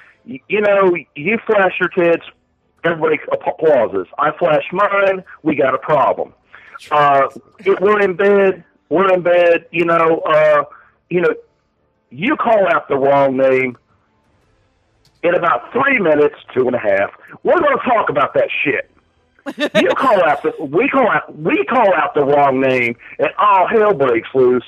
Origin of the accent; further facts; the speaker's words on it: West Coast, United States; moved away as an adult; I'm from the West Coast, and the lingo here